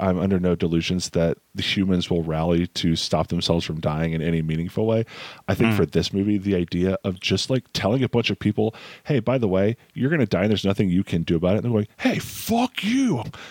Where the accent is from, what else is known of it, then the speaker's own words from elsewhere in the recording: New York, United States; man, I'm from New York.